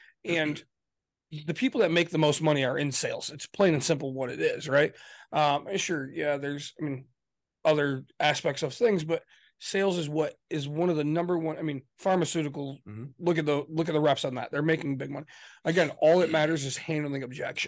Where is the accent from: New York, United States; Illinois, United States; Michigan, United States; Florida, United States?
Michigan, United States; we're from Michigan